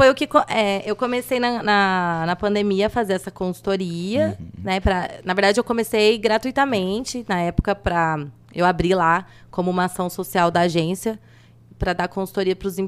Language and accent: Portuguese; Andradina, São Paulo, Brazil; now in São José do Rio Preto, Brazil; Eu vim de Andradina e, e aqui que eu fiz tudo, fiz faculdade, abri empresa